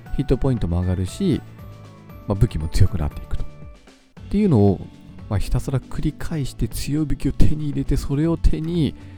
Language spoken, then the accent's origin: Japanese; Kitami, Hokkaido, Japan; now in Sapporo, Japan; 私があの生まれ育った北見市っていうところ